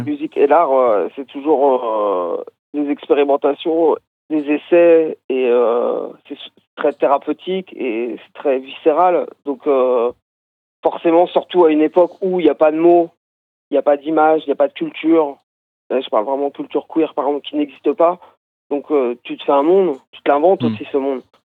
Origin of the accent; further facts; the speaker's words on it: Brittany, France; je viens de Bretagne